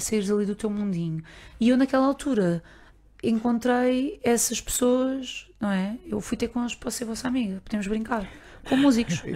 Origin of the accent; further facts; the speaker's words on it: Barreiro, Lisbon, Portugal; com quem eu cresci aqui, no Barreiro